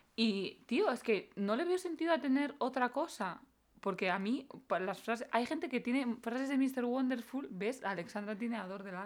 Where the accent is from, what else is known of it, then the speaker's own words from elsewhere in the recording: Valera de Abajo, Castilla-La Mancha, Spain; En mi pueblo, en Valera de Abajo